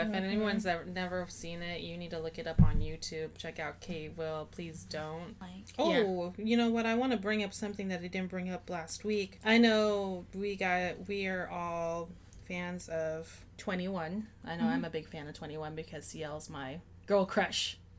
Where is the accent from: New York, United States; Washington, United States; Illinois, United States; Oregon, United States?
Washington, United States; Seattle; I'm from Seattle.